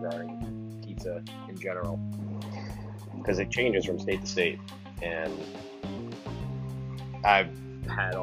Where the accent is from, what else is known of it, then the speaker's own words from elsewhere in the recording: Boston, Massachusetts, United States; as a Bostonian